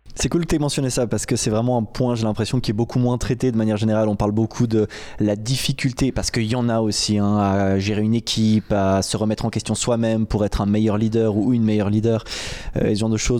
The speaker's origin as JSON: {"language": "French", "area": "French-speaking Switzerland", "region": "Romandy", "country": "Switzerland", "said": "chez nous en Suisse romande"}